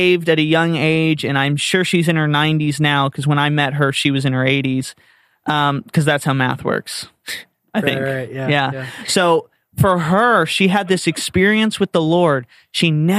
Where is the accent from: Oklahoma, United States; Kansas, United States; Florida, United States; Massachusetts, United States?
Florida, United States; growing up in Florida, we learned all about palm trees